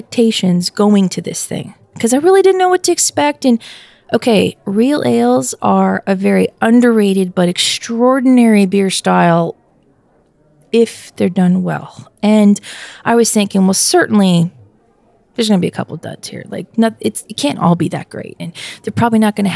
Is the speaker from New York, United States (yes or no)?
yes; near Poughkeepsie, New York, United States; I grew up near Poughkeepsie, so I would go there a lot as a kid